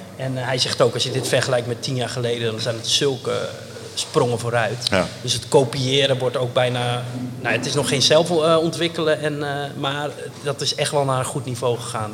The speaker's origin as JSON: {"language": "Dutch", "town": "Enkhuizen", "region": "North Holland", "country": "Netherlands", "tie": "born or raised there", "also_born_or_lived": "Brussels", "moved": "yes", "said": "We zijn opgegroeid in Enkhuizen"}